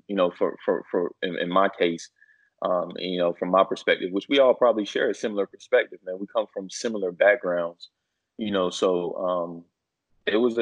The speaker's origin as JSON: {"language": "English", "region": "North Carolina", "country": "United States", "said": "I'm originally from North Carolina"}